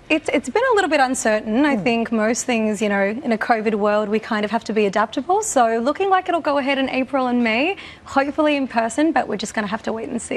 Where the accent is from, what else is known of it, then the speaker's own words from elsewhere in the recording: Australia; born and raised in Australia